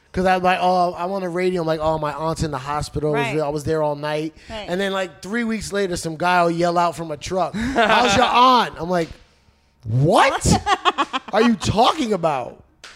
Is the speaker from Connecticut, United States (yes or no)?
no; Elizabeth, New Jersey, United States; I'm from Elizabeth, New Jersey.